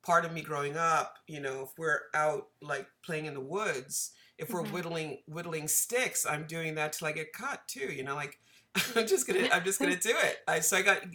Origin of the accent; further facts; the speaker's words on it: Connecticut, United States; moved away as an adult; also born or lived in New York; I grew up in Connecticut